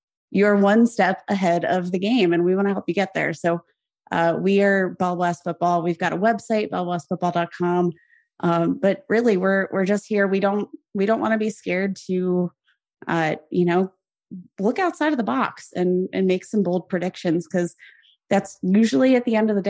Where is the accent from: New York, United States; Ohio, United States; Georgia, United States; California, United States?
Ohio, United States; Youngstown; moved away; I was from Youngstown, Ohio, smack dab in the middle between Pittsburgh Nation